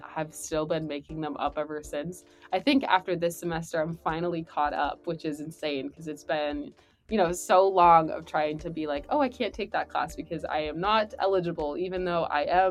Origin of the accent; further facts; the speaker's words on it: California, United States; moved away; I'm from California